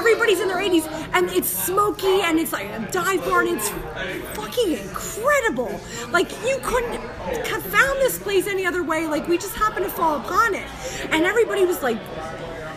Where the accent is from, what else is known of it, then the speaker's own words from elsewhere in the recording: Myerstown, Pennsylvania, United States; We're from Myerstown